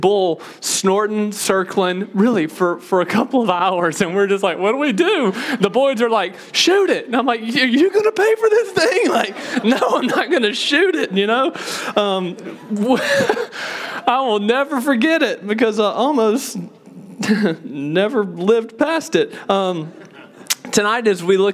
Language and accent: English; Mississippi, United States; Told you I grew up in Mississippi, okay? I'm a Mississippi boy